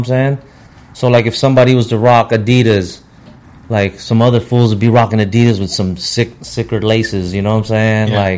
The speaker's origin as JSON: {"language": "English", "town": "San Francisco", "region": "California", "country": "United States", "tie": "born or raised there", "also_born_or_lived": "Philippines / Lakeview, San Francisco", "said": "I grew up in the South of Market area."}